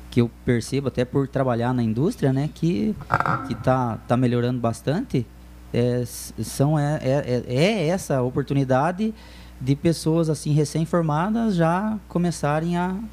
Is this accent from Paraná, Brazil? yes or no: yes; Telêmaco Borba, Paraná, Brazil; Cara, sou de Telêmaco, nasci aqui, me criei aqui.